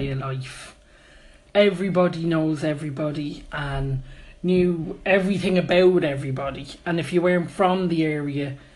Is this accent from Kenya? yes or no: no; Dublin, Leinster, Ireland; It was fun because I suppose you were in an estate and, you know, Dublin people have different ways of doing things.